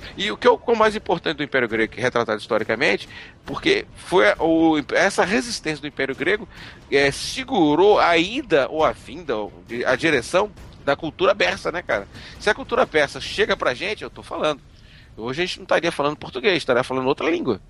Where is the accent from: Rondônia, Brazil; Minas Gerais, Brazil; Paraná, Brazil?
Minas Gerais, Brazil; Belo Horizonte; now in Northeast Brazil; Nascido e criado em Minas Gerais e, e, e traficado pro Nordeste